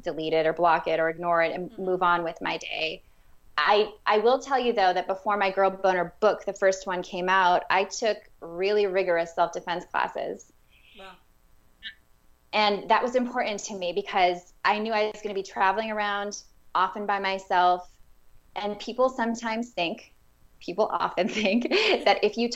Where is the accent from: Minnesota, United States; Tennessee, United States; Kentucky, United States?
Minnesota, United States; I am from Minnesota